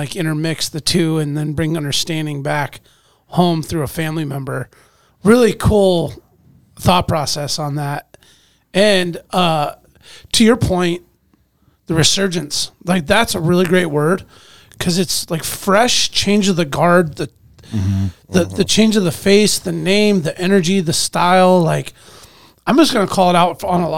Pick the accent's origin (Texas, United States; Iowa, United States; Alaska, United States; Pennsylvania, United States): Alaska, United States; born and raised in Alaska